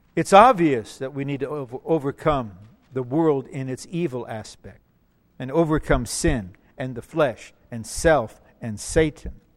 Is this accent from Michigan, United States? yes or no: yes; Detroit, Michigan, United States; I'm blue collar. I'm from Motown. Okay, I'm from Motown. I'm from Motor City